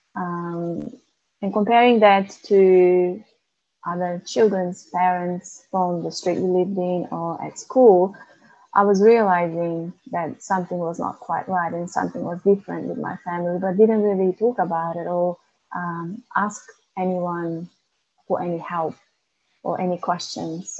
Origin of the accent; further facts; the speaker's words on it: North Macedonia; moved away as an adult; now in Melbourne, Australia; I was born in Macedonia and migrated to Melbourne when I was 19.